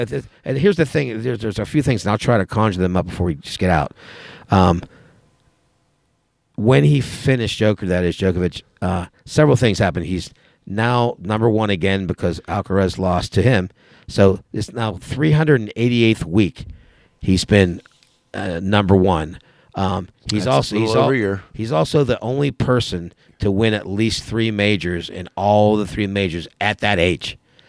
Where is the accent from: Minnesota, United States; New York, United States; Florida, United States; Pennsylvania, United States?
Pennsylvania, United States; And it was in my home state, even though it was across the state. I was so happy to be in my home state.